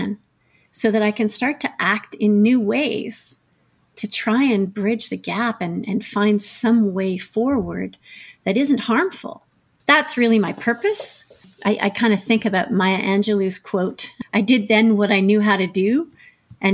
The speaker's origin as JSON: {"language": "English", "town": "Ottawa", "region": "Ontario", "country": "Canada", "tie": "born or raised there", "also_born_or_lived": "Montreal", "moved": "as an adult", "said": "I grew up in Ottawa."}